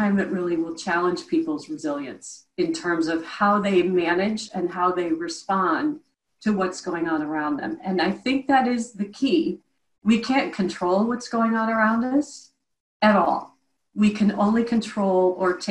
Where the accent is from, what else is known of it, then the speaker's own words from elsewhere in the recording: Midwest, United States; I'm from the Midwest, stone cold heart of the Midwest, and was raised by very practical parents